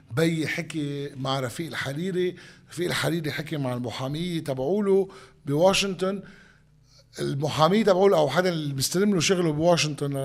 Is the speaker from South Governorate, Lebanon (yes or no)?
yes; Sidon, South Governorate, Lebanon; وانا من صيدا يعني انا انا بعرف الفلسطينيه شو يعني بالنهايه الفلسطينيه بصيدا